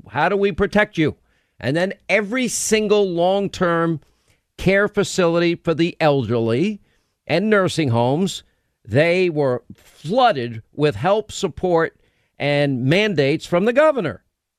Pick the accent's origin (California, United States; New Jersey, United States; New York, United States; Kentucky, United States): New York, United States; maybe I sound like an arrogant New Yorker, but as a New York, I can say this, by the way, because I'm from New York. As a New Yorker